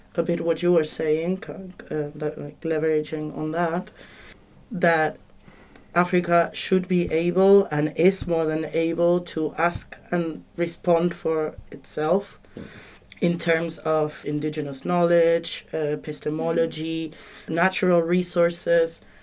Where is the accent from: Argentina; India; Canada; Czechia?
Argentina; moved away; I come from Argentina